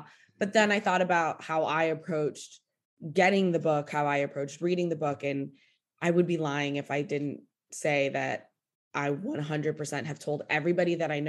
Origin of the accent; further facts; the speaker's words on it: United States; as an American